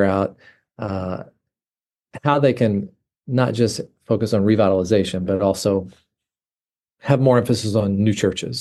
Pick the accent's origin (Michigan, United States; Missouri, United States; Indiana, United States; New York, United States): Missouri, United States; Bootheel of; accent: southern; moved away as an adult; now in Ohio, United States; I'm from, born and raised in the Boot Hill of Missouri, which is way down in the southeast corner of the state of Missouri